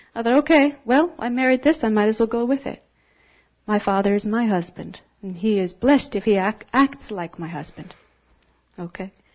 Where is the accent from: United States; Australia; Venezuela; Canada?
Canada; moved away as an adult; I'm from Canada